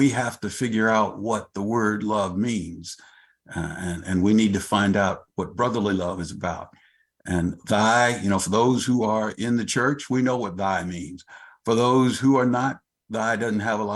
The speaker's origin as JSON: {"language": "English", "region": "New Mexico", "country": "United States", "moved": "as an adult", "lives_now": "Tacoma, United States", "said": "I'm from New Mexico, but I came to Tacoma with the Army"}